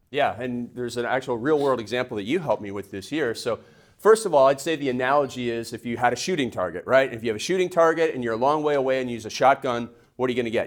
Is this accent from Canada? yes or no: yes; Canada; now in United States; in Canada, we call them process goals